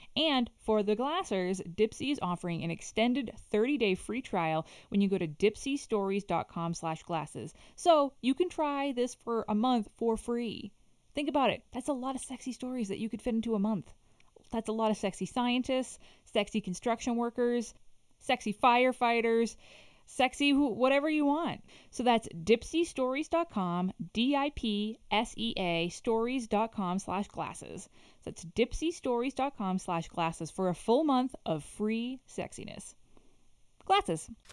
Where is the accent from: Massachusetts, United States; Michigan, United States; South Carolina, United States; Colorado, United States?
Massachusetts, United States; Boston; I'm from Boston